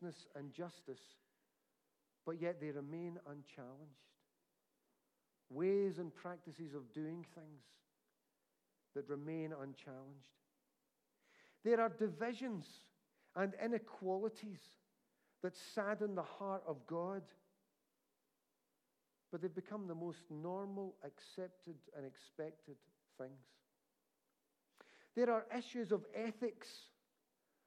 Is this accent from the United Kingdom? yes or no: yes; United Kingdom; My passport says I'm British